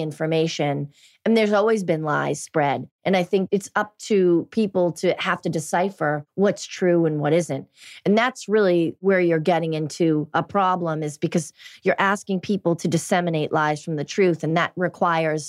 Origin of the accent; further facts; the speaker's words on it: Boston, Massachusetts, United States; I grew up in Boston and I grew up in a really blue collar town, very Irish masculine and Italian masculine